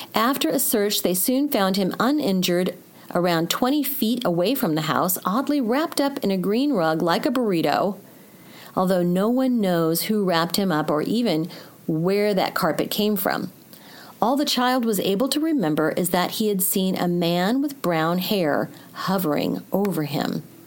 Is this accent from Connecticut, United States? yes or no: no; Missouri, United States; I am a Missouri girl through and through